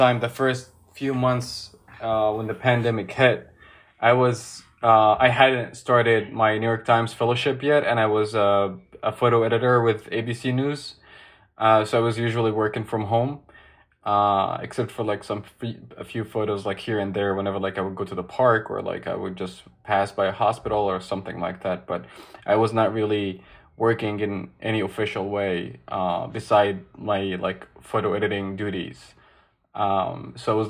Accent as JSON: {"language": "English", "town": "Alexandria", "region": "Alexandria Governorate", "country": "Egypt", "moved": "as an adult", "lives_now": "United States", "said": "I'm from Alexandria, Egypt. I'm not from Cairo"}